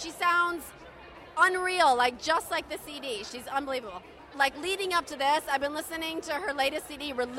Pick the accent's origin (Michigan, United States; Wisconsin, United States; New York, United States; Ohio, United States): Ohio, United States; Toledo; I'm from Toledo, Ohio.